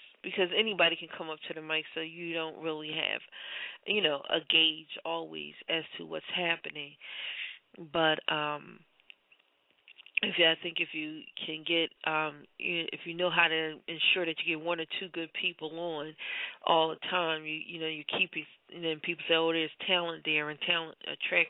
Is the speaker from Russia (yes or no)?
no; Philadelphia, Pennsylvania, United States; I'm born and raised in Philadelphia